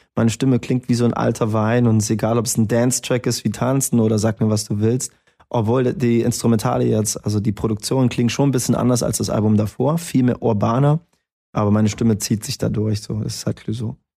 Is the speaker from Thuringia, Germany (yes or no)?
yes; Erfurt, Thuringia, Germany